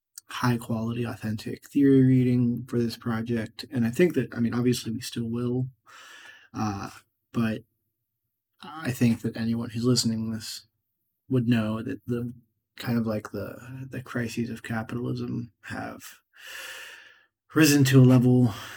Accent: Pittsburgh, Pennsylvania, United States; I'm from Pittsburgh, and the dialect is somewhat strange, and it has a tendency to lead to mumbling

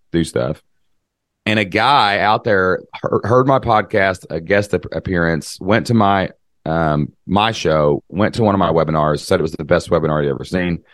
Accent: Kentucky, United States; I'm from Kentucky

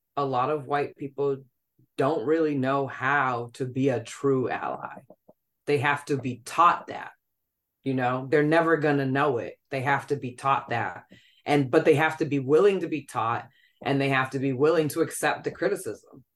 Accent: New York, United States; being a New Yorker

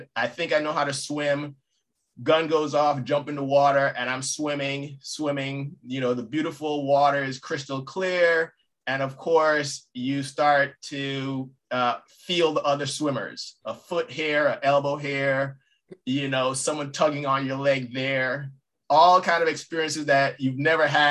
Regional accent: U.S. Virgin Islands; moved away; I'm originally from St. Croix, born and raised.

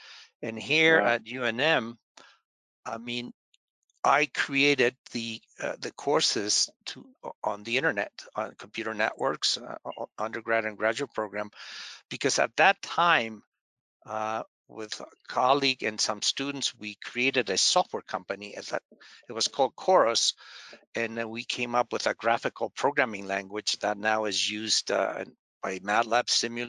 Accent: Bolivia; also born or lived in Argentina / Kansas, United States; now in New Mexico, United States; I was born in Bolivia, but I studied in Argentina

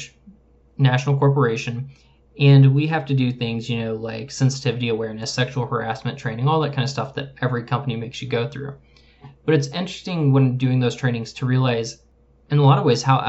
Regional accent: Midwest, United States; We grew up in the Midwest, but in different cities

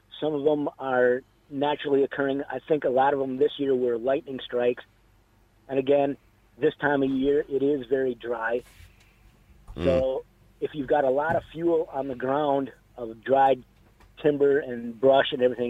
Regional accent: Wisconsin, United States; moved away

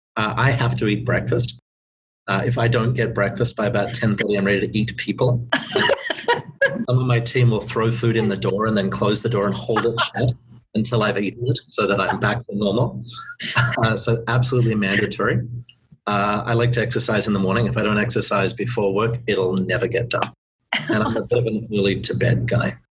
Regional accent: Australia; moved away as an adult; now in Vancouver, Canada; being Australian

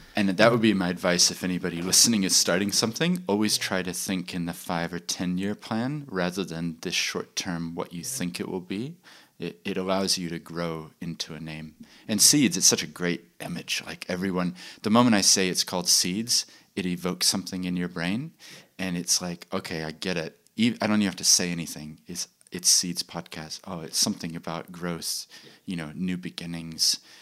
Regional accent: Christchurch, Canterbury, New Zealand; also born or lived in Chile / United States / London; despite the accent, I actually grew up in New Zealand. I went to high school here in Christchurch

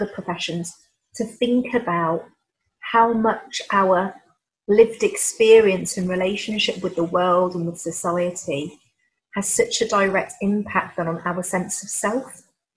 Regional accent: Leicester, East Midlands, United Kingdom; also born or lived in London / Manchester; I was born and raised in Leicester, so I'm very much in my hometown

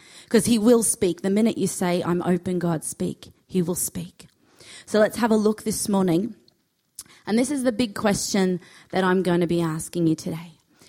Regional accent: Australia

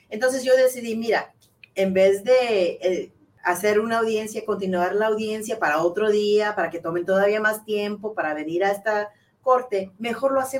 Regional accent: Chihuahua, Mexico; also born or lived in United States; yo soy nacida aquí, pero yo me crié en, en Chihuahua también, porque nosotros vivíamos un año aquí en los Estados Unidos y luego vivíamos un año en México

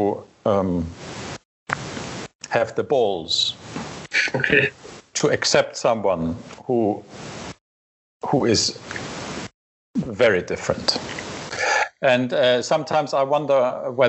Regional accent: Saxony, Germany; moved away; I came from Saxony, and you know the Dresden

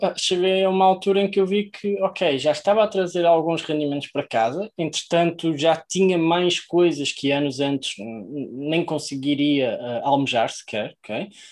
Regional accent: Maia, Norte, Portugal; venho da Maia, que é no norte de para lá do Rio Douro

